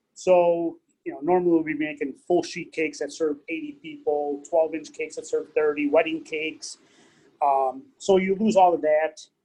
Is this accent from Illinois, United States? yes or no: yes; Cicero, Illinois, United States; moved away as an adult; also born or lived in Stickney; now in Tinley Park, United States; Grew up in Cicero uh, till I was about, till I got married.